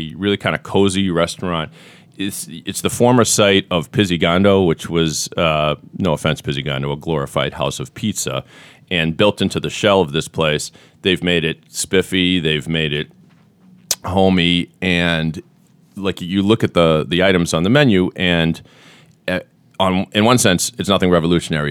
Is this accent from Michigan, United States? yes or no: no; Sharon, Massachusetts, United States; my hometown of Sharon